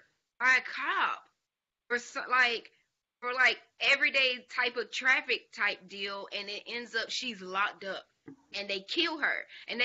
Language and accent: English; Dublin, Georgia, United States; I was just going back to Savannah State from Dublin. That's where we're from Dublin, Georgia.